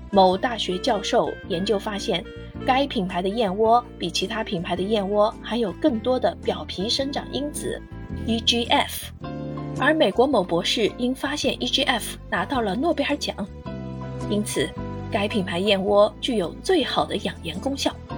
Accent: China; 我们中国人

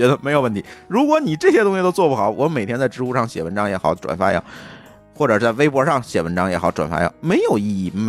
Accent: Tianjin, China; 我天津人

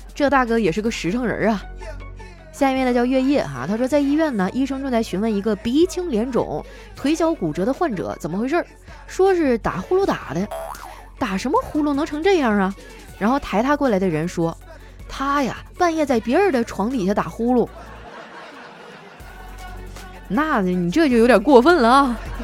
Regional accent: Northeast China, China; moved away; 在我们东北啊，有的人得天天喝高了才回家。很多人啊，都说我们东北人能喝

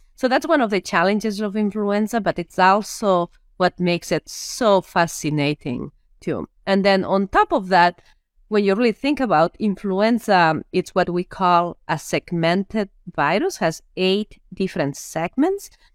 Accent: Lleida, Catalonia, Spain; English is a second language; moved away as an adult; also born or lived in Minnesota, United States; now in United States; I am from a very small area in Spain or a small town in Spain, in an area which I actually, I call it the Iowa of Spain uh, when it comes down to pigs, right? It's Lleida.

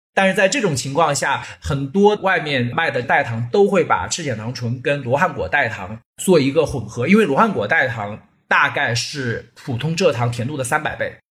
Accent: China; 夏天的时候，我们中国人都会有清热啊、解暑啊、解毒啊这样一个概念

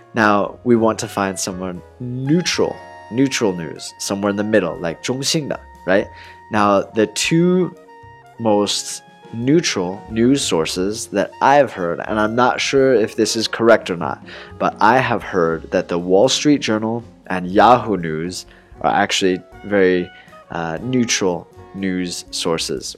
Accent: Portland, Oregon, United States; moved away; my hometown is Portland, Oregon

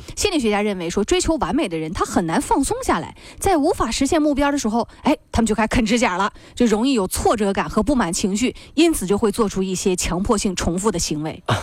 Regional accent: China; 你这就是我们中国人吃的你做不来

